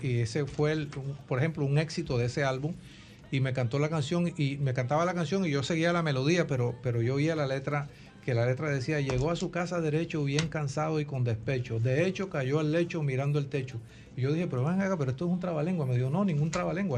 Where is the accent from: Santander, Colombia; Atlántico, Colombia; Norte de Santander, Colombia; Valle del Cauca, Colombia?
Atlántico, Colombia; Barranquilla; yo nací en Barranquilla, Colombia, mm. Caribe colombiano